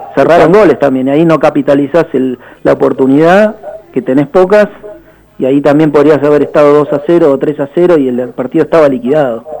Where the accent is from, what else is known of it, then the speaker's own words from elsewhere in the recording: Banfield, Buenos Aires Province, Argentina; moved away as an adult; now in Bariloche, Argentina; al mudarme acá a esta ciudad, si bien yo no soy barilochense, soy de Banfield desde que nací